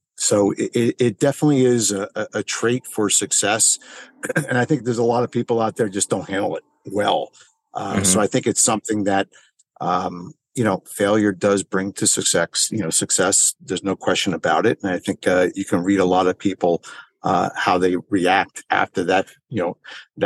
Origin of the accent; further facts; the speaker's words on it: Springfield, New Jersey, United States; I grew up in Springfield, New Jersey